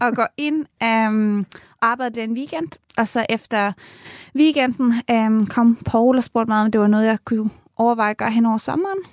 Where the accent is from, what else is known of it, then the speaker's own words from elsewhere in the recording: Nakskov, Zealand, Denmark; moved away as an adult; now in Ireland; jeg kommer ned fra Nakskov og har gået i folkeskole og gymnasiet dernede